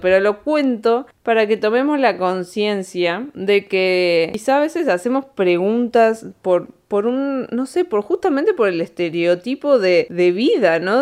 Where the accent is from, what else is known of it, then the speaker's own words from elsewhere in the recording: Argentina; moved away as an adult; also born or lived in Spain / Andorra; cuando nos fuimos de acá, de Argentina para España